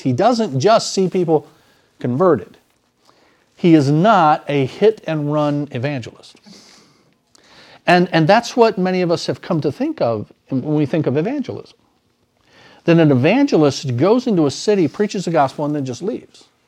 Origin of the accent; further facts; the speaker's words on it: United States; as American citizens